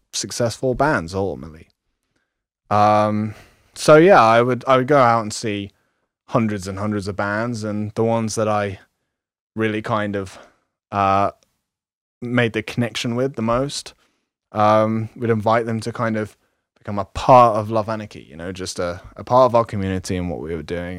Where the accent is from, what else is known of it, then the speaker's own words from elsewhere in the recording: London, United Kingdom; moved away as an adult; I was born in London and lived in the kind of slums for, most of my life there.